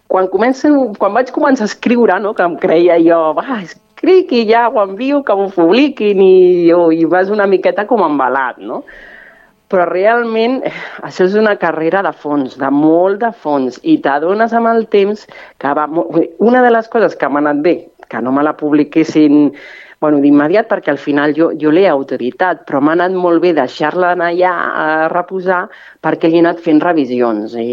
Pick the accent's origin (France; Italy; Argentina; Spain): Spain; first language Catalan; de seguida vaig canviar en català la bústia groga perquè m'hi sentia més còmoda, perquè és la meva llengua materna